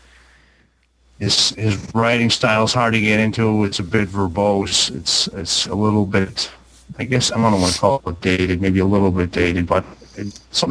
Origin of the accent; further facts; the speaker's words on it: Massachusetts, United States; I'm from Massachusetts, so I live in an area that is featured in some of Lovecraft's stories